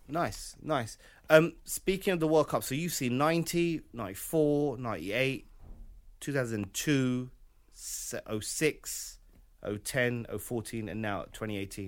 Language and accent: English; United Kingdom; we are British